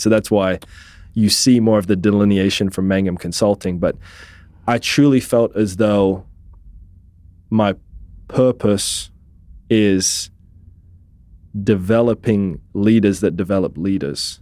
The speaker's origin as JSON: {"language": "English", "region": "England", "country": "United Kingdom", "tie": "born or raised there", "also_born_or_lived": "Scotland", "moved": "as an adult", "lives_now": "Tulsa, United States", "said": "I was born in Scotland, raised in England."}